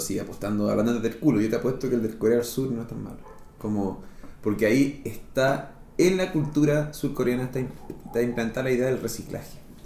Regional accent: Chile; Santiago, que es la capital de nuestro país, está al centro del mapa geográfico de Chile

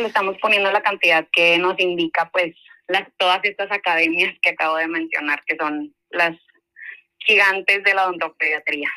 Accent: Monterrey, Nuevo León, Mexico; Yo soy de Monterrey

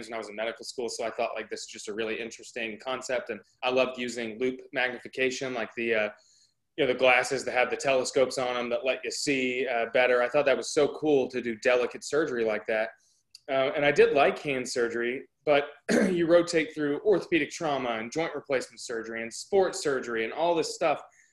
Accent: outside of the Dallas area, North Texas, United States; now in Nashville, United States; I grew up in North Texas, outside of the Dallas area

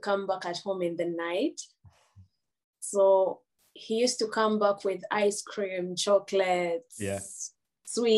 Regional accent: Nansana, Central Region, Uganda; moved away as an adult; also born or lived in Mityana / Boston, United States; growing up in Uganda, you know, when you're growing up in Uganda

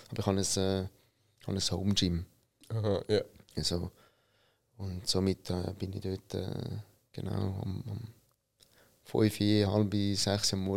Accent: Italy; Und ich bin einer, der als Italiener gerne Kaffee trinkt.

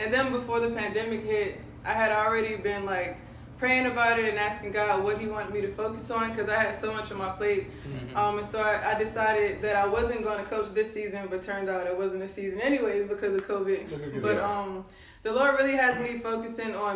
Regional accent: Capitol Heights, Maryland, United States; moved away as an adult; now in Lynchburg, United States; I'm from Capitol Heights / Landover, Maryland

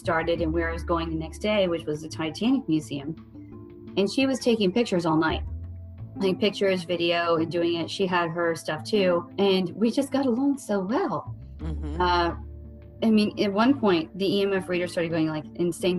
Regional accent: Ohio, United States; I'm from Ohio and I'm in Arkansas

